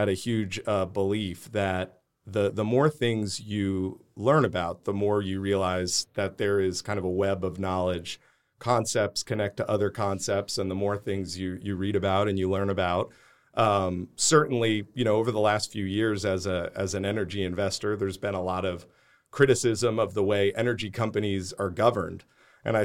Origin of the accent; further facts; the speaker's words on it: New York, United States; Yeah. So I grew up outside of New York City.